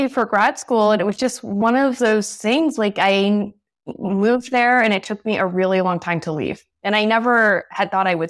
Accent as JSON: {"language": "English", "region": "New Hampshire", "country": "United States", "tie": "born or raised there", "also_born_or_lived": "Philadelphia / San Francisco", "said": "Well, I grew up in New Hampshire, and then I had moved around a little bit."}